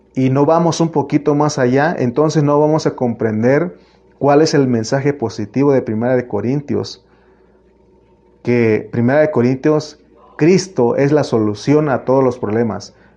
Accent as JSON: {"language": "Spanish", "region": "Oaxaca", "country": "Mexico", "tie": "born or raised there", "moved": "yes", "said": "donde yo nací, en Oaxaca"}